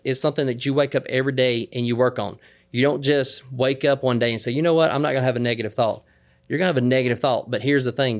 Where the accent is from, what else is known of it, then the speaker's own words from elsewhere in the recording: the South, United States; I'm from the South, so down here in the South